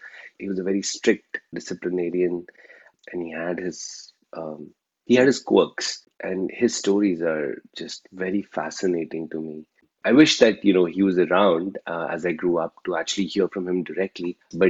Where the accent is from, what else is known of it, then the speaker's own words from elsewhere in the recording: India; now in Toronto, Canada; I'm a first-generation immigrant residing in Canada. I'm a Canadian citizen now. You know, I'm from an Indian origin, as my name suggests. I was born and raised in India.